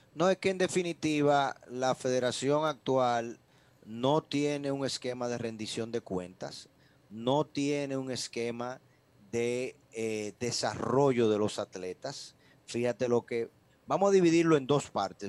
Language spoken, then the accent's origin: Spanish; Dominican Republic; nosotros como dominicanos